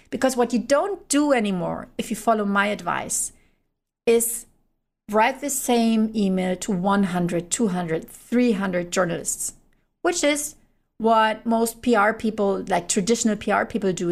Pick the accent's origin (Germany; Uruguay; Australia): Germany; I'm from Germany